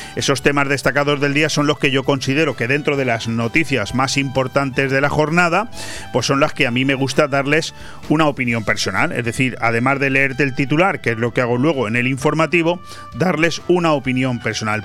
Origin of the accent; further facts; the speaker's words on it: Spain; así somos los españoles